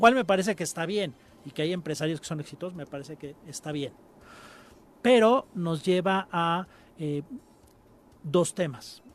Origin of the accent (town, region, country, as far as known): Mexico